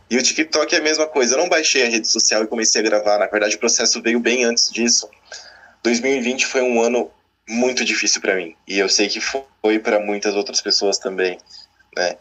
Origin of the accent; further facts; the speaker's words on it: Santos, São Paulo, Brazil; moved away as an adult; also born or lived in Francisco Beltrão, Paraná; eu sou santista e estava lá em Santos, na praia